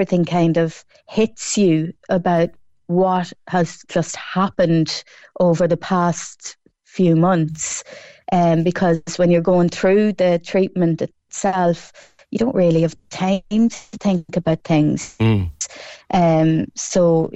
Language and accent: English; Cork, Munster, Ireland; my hometown of Colleville and Cross Midland